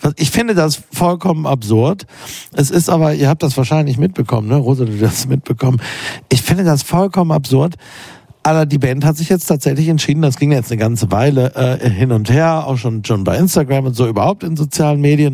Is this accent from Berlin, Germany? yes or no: yes; Berlin, Germany; als Berliner